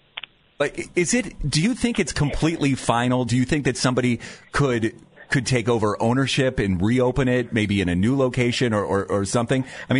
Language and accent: English; Canton, Ohio, United States; now in Cleveland, United States; So I was born in Canton, right?